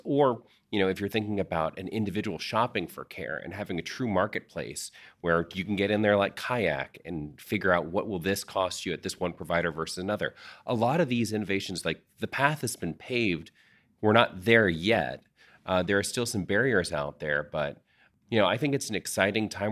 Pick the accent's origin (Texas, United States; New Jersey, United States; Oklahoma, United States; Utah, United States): Texas, United States; we are Texans first